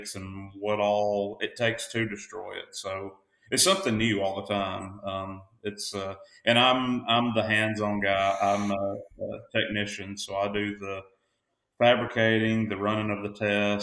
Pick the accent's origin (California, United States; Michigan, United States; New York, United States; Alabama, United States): Alabama, United States; North; I'm from North Alabama